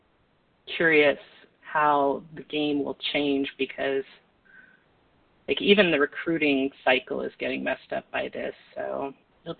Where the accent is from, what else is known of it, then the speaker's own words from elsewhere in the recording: Spokane, Washington, United States; a bunch of people in my hometown that were Husky fans as well